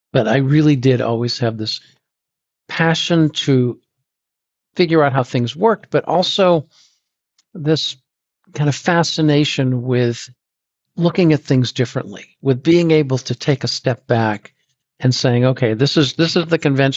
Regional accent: Boston, Massachusetts, United States; also born or lived in Dorchester / Newton; I grew up in Boston

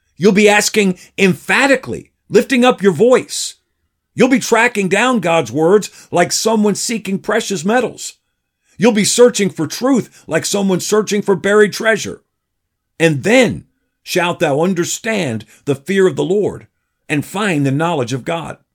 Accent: Patterson, New York, United States; now in Danbury, United States; the small country church where I grew up in Paterson, New York

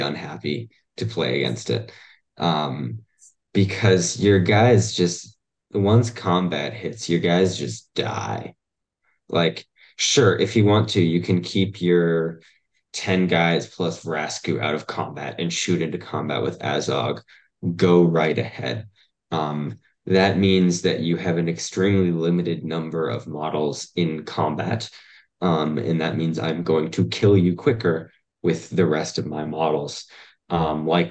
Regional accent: United States; we are American

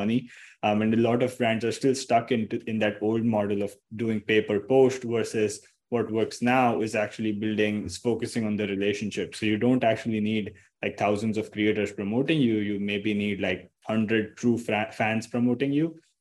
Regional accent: Mumbai, Maharashtra, India; I'm from Mumbai, India.

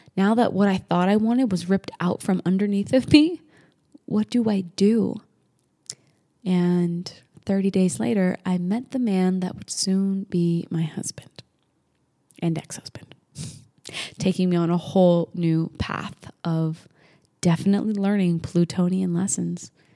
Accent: New Hampshire, United States; moved away as an adult; also born or lived in Las Vegas, Nevada; I grew up in New England, New Hampshire

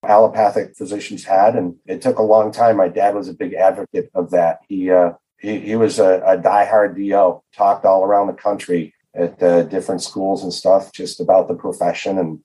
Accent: Detroit, Michigan, United States; also born or lived in Kirksville, Missouri; I was actually born in Detroit, raised in metropolitan Detroit. So I've been in the Michigan metropolitan Detroit area most of my life other than school

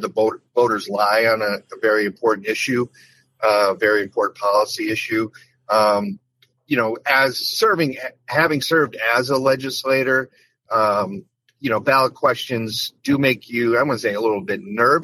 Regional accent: West Springfield, Massachusetts, United States; My hometown of West Springfield made up the bulk of my House district.

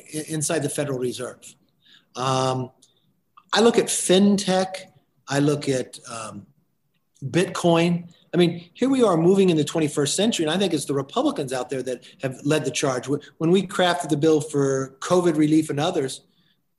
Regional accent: hometown 2 hours from Los Angeles, California, United States; not far from my hometown, 2 hours

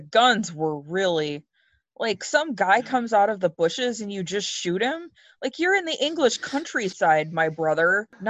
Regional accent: United States; I'm an American

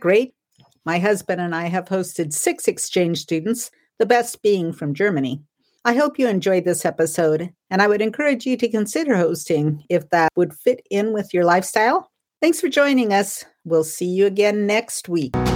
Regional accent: Arizona, United States; also born or lived in Warrenton, Oregon / Brownsmead, Oregon; now in Oregon, United States; I grew up in Arizona

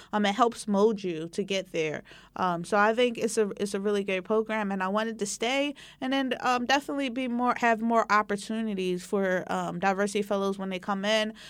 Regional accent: Philadelphia, Pennsylvania, United States; also born or lived in Poughkeepsie, New York / California; I grew up in the West Philadelphia area

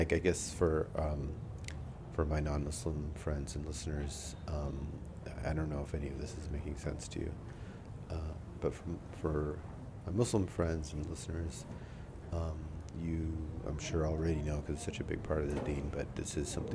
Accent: India; moved away; I'm from India

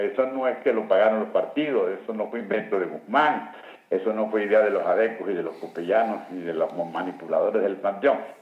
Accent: Boconó, Trujillo, Venezuela; aquí en Boconó, yo que soy de Boconó

